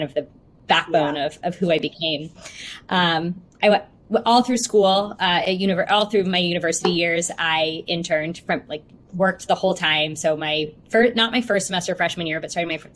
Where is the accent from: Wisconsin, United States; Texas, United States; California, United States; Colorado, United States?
Texas, United States; Houston; I'm from Houston. Born and raised here